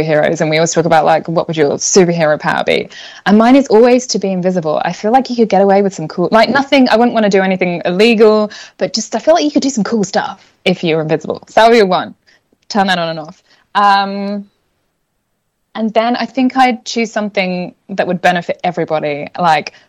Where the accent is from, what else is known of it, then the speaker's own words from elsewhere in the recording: England, United Kingdom; moved away as an adult; also born or lived in London; now in Australia; I'm originally from England, which I'm sure is semi-evident in the accent, but I picked up a few Australian, like, water and whatevers, so they'll pop out